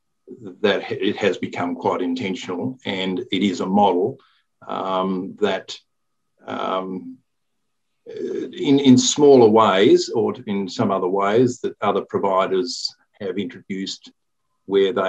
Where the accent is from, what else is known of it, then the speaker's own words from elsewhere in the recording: Melbourne, Victoria, Australia; now in Newcastle, Australia; I grew up in Melbourne, East St Kilda